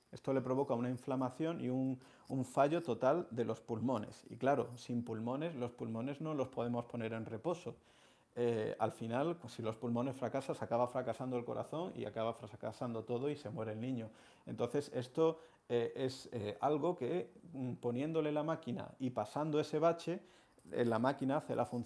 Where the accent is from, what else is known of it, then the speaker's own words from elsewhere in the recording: Seville, Andalusia, Spain; now in Madrid, Spain; la hermandad de Santa Cruz, en la calle Mateos Gago, que es mi barrio donde yo nací y desde la que soy hermano desde que nací, desde que nací soy hermano.